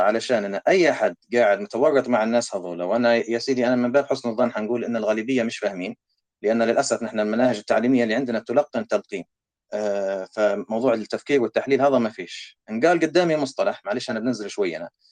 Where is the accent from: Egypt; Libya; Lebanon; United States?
Libya; now in Canada; عندنا في ليبيا